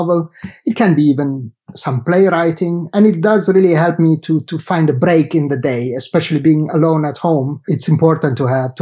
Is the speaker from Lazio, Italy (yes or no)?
no; Genoa, Liguria, Italy; moved away as an adult; I did study in Italy, where I grew up, in Genova, in my hometown